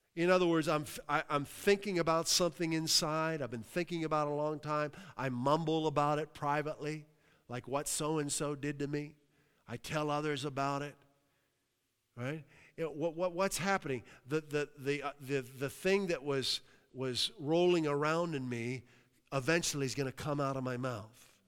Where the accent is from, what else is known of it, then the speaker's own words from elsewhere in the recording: New Castle, Pennsylvania, United States; now in Massachusetts, United States; I came from a, a town, Newcastle, P A, uh, amazing city